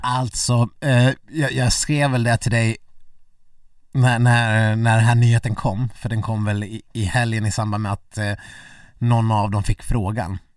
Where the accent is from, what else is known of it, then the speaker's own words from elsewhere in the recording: Dalarna County, Sweden; jag, som eh, äkta mas